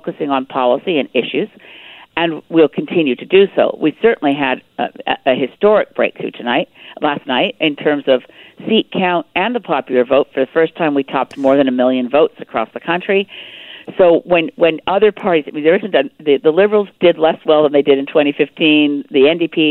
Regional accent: Canada; As a Canadian

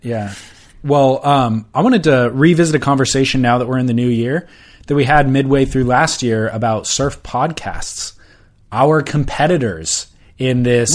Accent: Orange County, California, United States; growing up in Orange

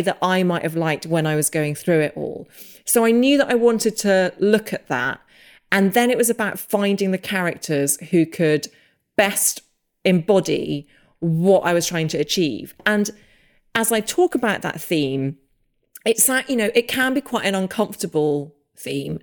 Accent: England, United Kingdom; also born or lived in Los Angeles; as an English person

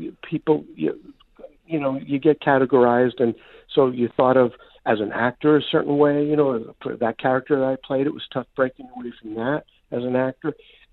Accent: New York City, New York, United States; I grew up in New York City in Brooklyn

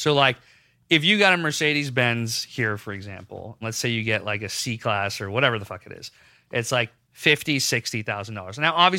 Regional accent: Islamabad, Islamabad Capital Territory, Pakistan; moved away; I grew up in Pakistan. So I got to Islamabad, Pakistan in 92 or 93. In fourth grade, I went to the international school there, and then I graduated.

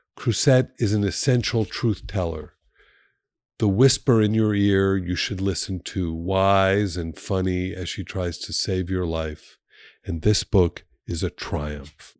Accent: Miami Beach, Florida, United States; moved away as an adult; also born or lived in Colorado; I grew up in Miami Beach.

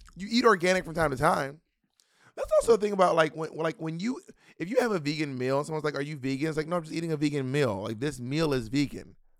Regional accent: Georgia, United States; also born or lived in Columbus, Georgia / LaGrange, Georgia / Atlanta, Georgia; I'm from Atlanta, but I, we're from Georgia, but I don't, well, I don't know if you know this, I was actually born in Columbus.

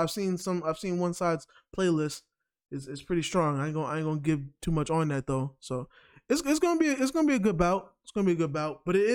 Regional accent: New York, United States; because you know, I'm a New Yorker.

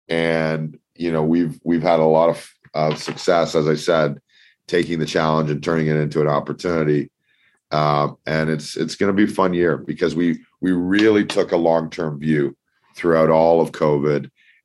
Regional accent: Toronto, Ontario, Canada; So I grew up in Toronto. I lived in Singapore and Australia for a couple of years after my university degree.

